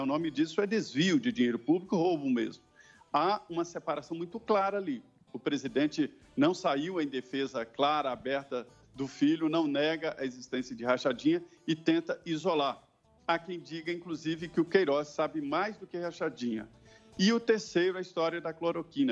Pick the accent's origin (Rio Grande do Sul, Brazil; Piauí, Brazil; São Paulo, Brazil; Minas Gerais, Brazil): Minas Gerais, Brazil; Medina; moved away; also born or lived in Belo Horizonte / Barbacena; sou do Vale do Jequitinhonha, mas estudei em Belo Horizonte, fiz faculdade em Belo Horizonte